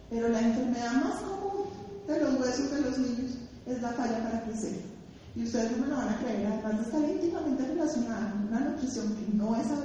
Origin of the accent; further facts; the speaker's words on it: Bogotá, Colombia; yo soy una rola